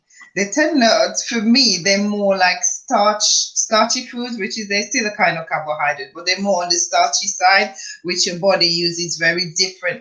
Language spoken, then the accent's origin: English; Dominica; now in United Kingdom; growing up as a child back in Dominica